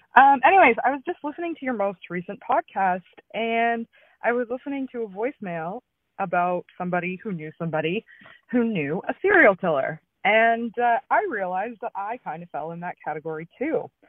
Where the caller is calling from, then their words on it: Brandon, Manitoba, Canada; I'm calling from Brandon, Manitoba.